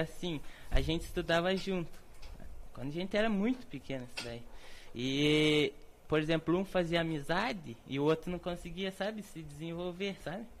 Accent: Fazenda Rio Grande, Paraná, Brazil; also born or lived in Curitiba; nós nascemos em Curitiba, mas sempre moramos na fazenda

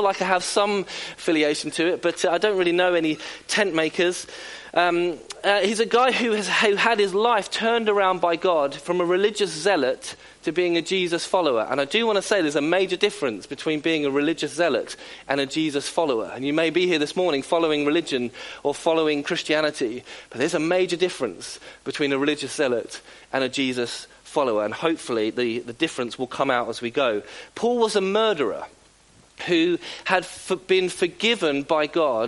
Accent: South Coast, South East England, United Kingdom; born and bred on the South Coast, as am

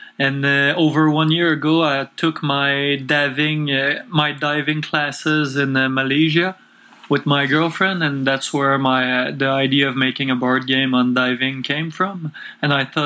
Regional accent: Quebec City, Quebec, Canada; English is a second language; I'm from Quebec City, which is close to Montreal, and I was born here and grew up here all my life, and still living here.

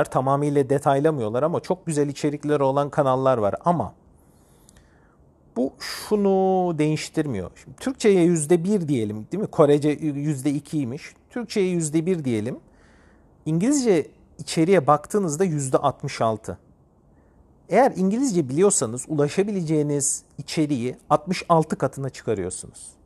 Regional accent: Turkey; Benim eşim Ukraynalı. Ben Türk'üm.

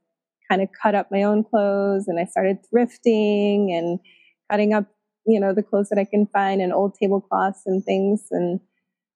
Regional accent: Chicago, Illinois, United States; moved away as an adult; also born or lived in Munster, Indiana / Texas; now in Topanga, United States; I was born in Munster, Indiana. It's a suburb outside of Chicago, and I was raised all around Chicago

